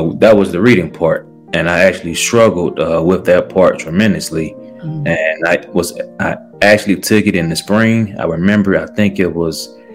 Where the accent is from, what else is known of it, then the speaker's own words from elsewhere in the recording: Montgomery, Alabama, United States; I was born and raised in Montgomery, Alabama